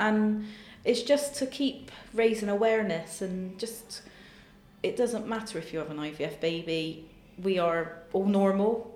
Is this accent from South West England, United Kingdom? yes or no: yes; Bristol, South West England, United Kingdom; my hometown of Bristol.